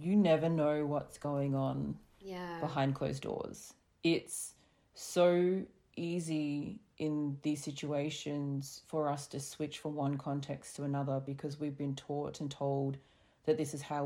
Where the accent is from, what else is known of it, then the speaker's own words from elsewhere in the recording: Australia; us growing up in Australia